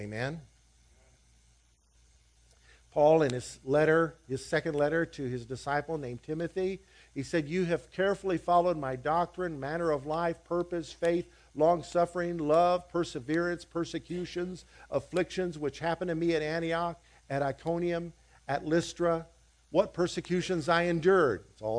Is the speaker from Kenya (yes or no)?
no; Liberia; As a kid, I grew up in West Africa, and to my horror, as a kid, as a little boy, I saw the Americanization of the African church in the West African country where we were, of Liberia.